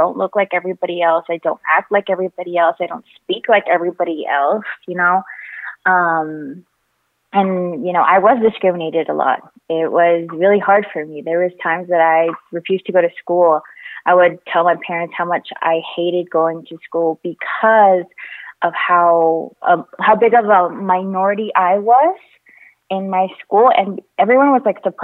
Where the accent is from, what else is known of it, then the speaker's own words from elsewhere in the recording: St. George, Utah, United States; now in Salt Lake City, United States; I grew up in St. George, Utah